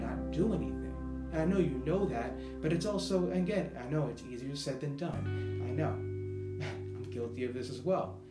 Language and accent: English; Boston, Massachusetts, United States; accent: Boston; moved away as an adult; also born or lived in Florida / California; a real Bostonian from Boston, born and raised